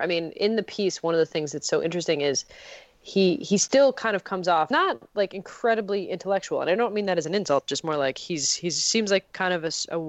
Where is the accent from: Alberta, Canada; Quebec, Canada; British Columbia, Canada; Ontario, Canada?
Quebec, Canada; Montreal; it's not as good as Montreal, my hometown